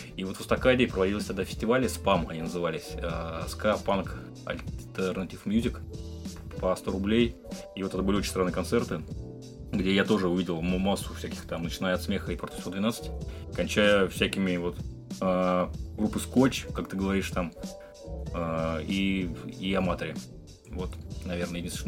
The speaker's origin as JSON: {"language": "Russian", "town": "Vladimir", "region": "Vladimir Oblast", "country": "Russia", "said": "так как я из Владимира, то вот почему-то в Владимире я пересекался часто с нашими известными спортсменами. У нас я занимался раньше спортивной гимнастикой"}